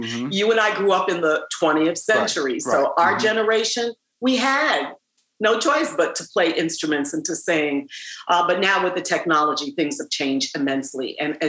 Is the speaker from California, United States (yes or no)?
no; New York City, New York, United States; I remember when I was growing up in Manhattan, in Harlem and Washington Heights, we had to take band.